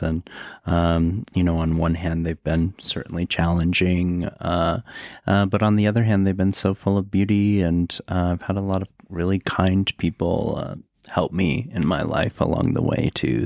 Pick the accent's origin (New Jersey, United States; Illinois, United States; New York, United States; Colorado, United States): Colorado, United States; Aurora; I grew up in Aurora. Um, it's a part of Denver